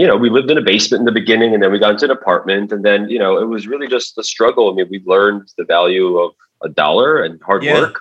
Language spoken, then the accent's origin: English; New York City, New York, United States; also born or lived in Uzbekistan / Rego Park; We came here when I was 1990. I was 5 years old. Moved to Forest Hills. So I was a Forest Hills kid